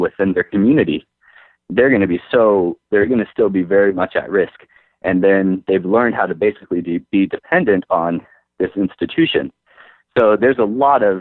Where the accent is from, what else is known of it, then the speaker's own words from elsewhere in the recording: United States; we're American